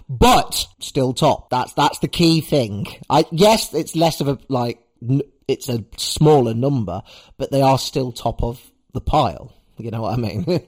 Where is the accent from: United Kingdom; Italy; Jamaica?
United Kingdom; as a British wrestling fan